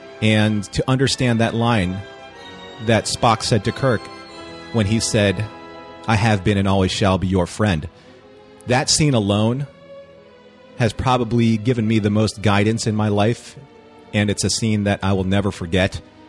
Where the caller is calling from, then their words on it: Huntington Beach, California, United States; I am calling in from Huntington Beach, California.